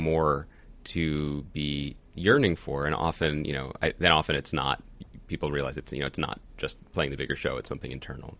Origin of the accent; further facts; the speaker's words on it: Philadelphia, Pennsylvania, United States; From Philly